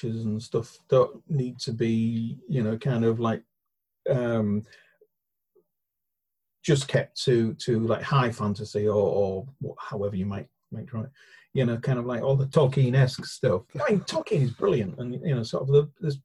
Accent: Hull, Yorkshire and the Humber, United Kingdom; moved away; I come from Hull, which is only, you know, sort of like 30 minutes down the road kind of thing

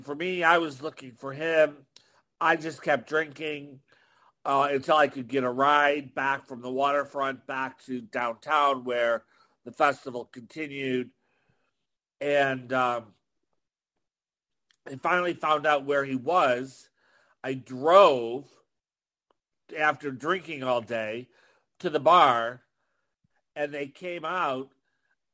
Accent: Buffalo, New York, United States; I'm from Buffalo

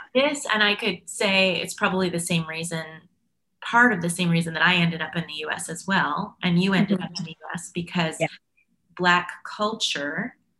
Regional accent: Canada; being Canadian, I was I'm proud of my multiculturalism

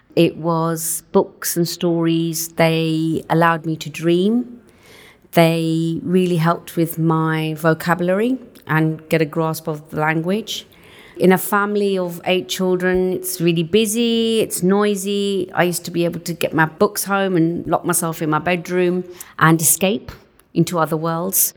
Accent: Southall, London, United Kingdom; first language Punjabi; English is a second language; In West, just outside West London, in a small town called Southall.

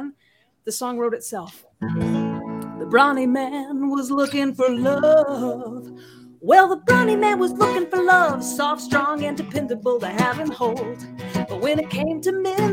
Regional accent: Amarillo, Texas, United States; moved away; I grew up in West Texas, in the West Texas Panhandle.

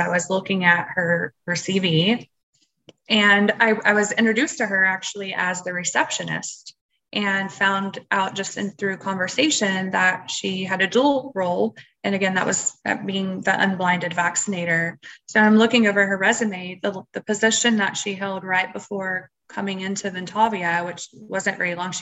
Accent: Texas, United States; I'm from Texas

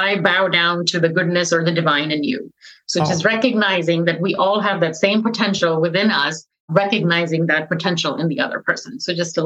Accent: Texas, United States; I'm from Texas

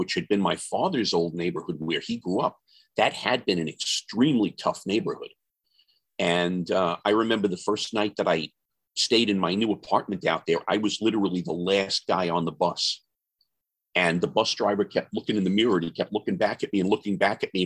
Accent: New York City, New York, United States; I was born in Bay Ridge and spent a lot of my growing up years in Bay Ridge.

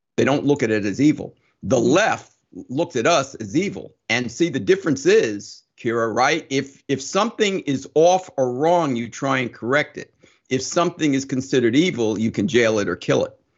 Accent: Summit, New Jersey, United States; I grew up in Summit, New Jersey, but I grew up a long time ago

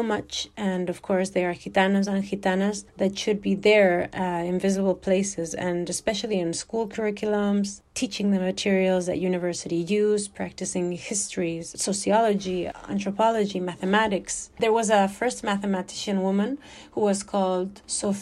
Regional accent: Madrid, Community of Madrid, Spain; also born or lived in Alicante; I was born in Vallecas, same neighborhood. I was raised in a Gajo family

